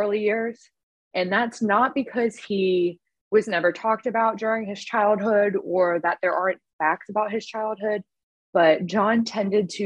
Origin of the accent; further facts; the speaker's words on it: Winston-Salem, North Carolina, United States; now in Florida, United States; Winston-Salem, North Carolina, my hometown